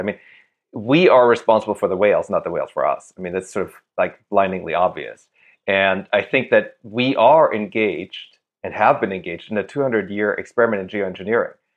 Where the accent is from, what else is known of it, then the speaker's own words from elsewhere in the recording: Germany; moved away; That's where I grew up.